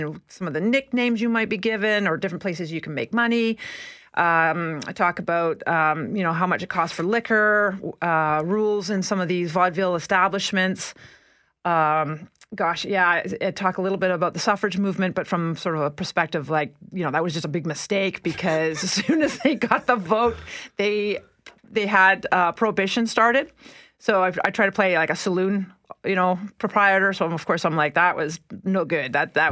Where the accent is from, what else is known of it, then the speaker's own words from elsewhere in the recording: Winnipeg, Manitoba, Canada; I grew up here in Winnipeg